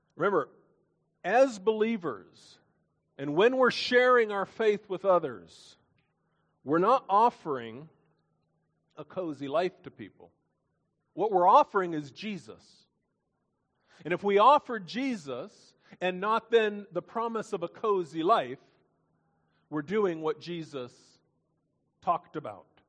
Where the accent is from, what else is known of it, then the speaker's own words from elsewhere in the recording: Lexington, Kentucky, United States; my hometown in Lexington, Kentucky